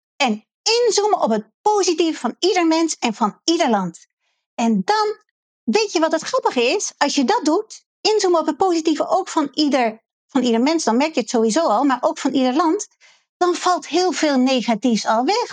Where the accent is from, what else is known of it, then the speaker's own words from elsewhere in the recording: Netherlands; als Nederlanders